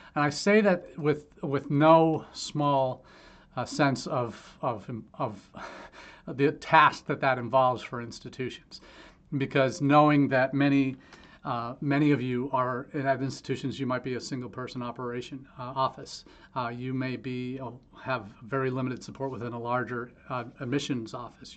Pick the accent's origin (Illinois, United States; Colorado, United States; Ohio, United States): Ohio, United States; my hometown here in Ohio